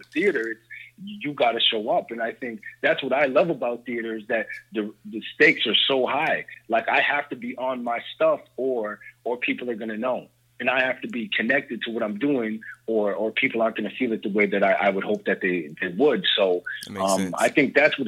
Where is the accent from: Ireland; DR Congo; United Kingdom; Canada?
Canada; Toronto, Ontario; also born or lived in New York; I'm actually from Toronto. So I live from Canada